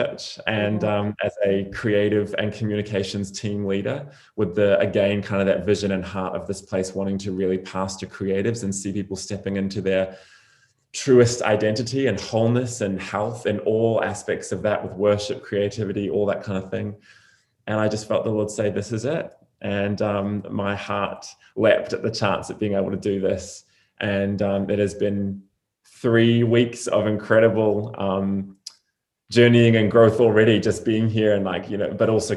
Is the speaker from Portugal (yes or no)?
no; New Zealand; moved away as an adult; also born or lived in Redding, California; I was born and raised in New Zealand